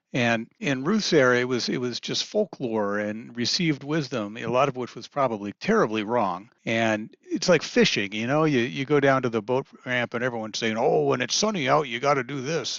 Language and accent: English; Kansas City, United States; I grew up in the Kansas City area